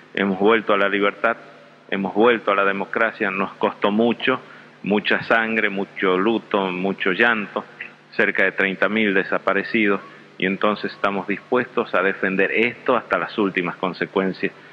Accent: La Rioja, Argentina; como riojano y como argentino

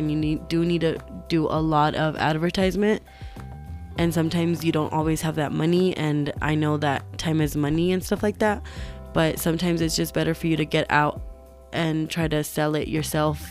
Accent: Albuquerque, New Mexico, United States; I'm from Albuquerque, New Mexico

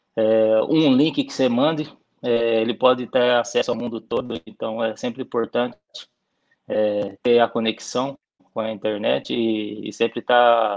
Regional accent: São Paulo, Brazil; moved away as an adult; now in Nicaragua; Eu saí do Brasil com, com 30 anos

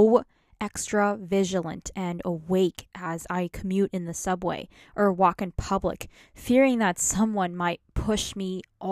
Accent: New York, United States; I'm from New York.

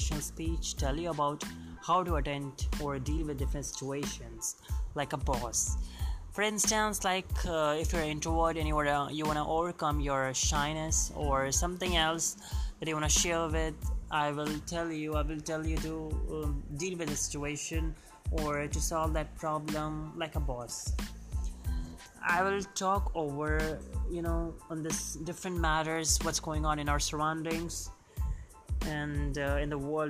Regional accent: Delhi, India; And I'm from Delhi.

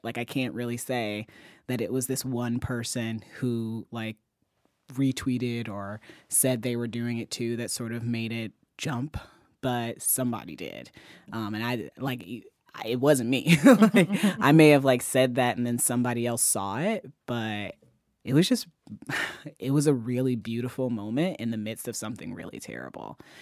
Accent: Ferguson, Missouri, United States; moved away; my hometown library, the one that I used to walk to constantly

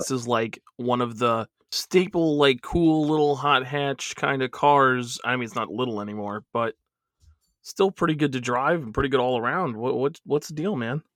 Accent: New York, United States; we're both, we're from New York

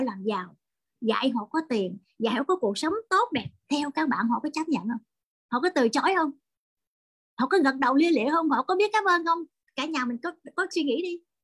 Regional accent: Vietnam; người Việt Nam chúng tôi

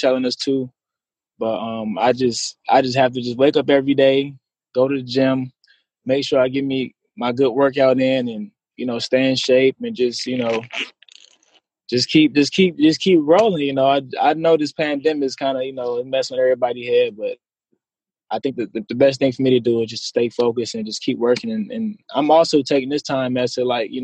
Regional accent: Waukegan, Illinois, United States; also born or lived in North Chicago, Illinois / Charlotte, North Carolina; I'm originally from North Chicago, Illinois, but I grew up mostly in Waukegan, Illinois

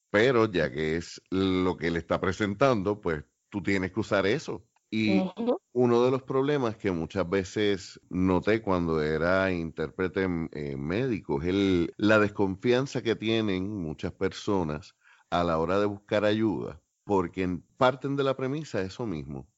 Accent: Puerto Rico

